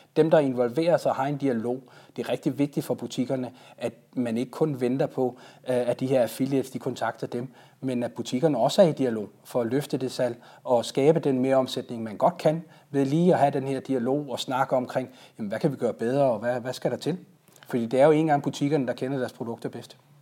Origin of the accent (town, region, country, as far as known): Denmark